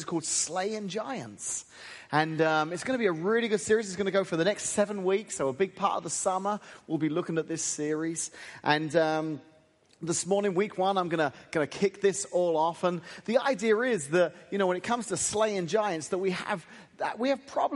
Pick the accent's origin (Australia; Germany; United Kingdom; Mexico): United Kingdom; England; now in United States; as an Englishman who's moved here